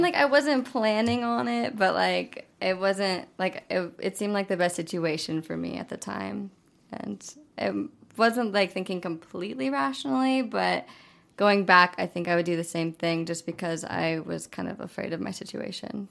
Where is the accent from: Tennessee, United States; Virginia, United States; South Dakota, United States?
South Dakota, United States; moved away; I'm from South Dakota, originally. Um, it's like this really small town with, like, four hundred people that I went to school